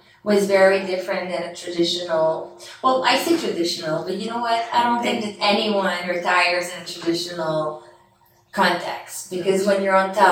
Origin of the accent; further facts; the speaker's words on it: Canada; moved away as an adult; also born or lived in France; I came from Canada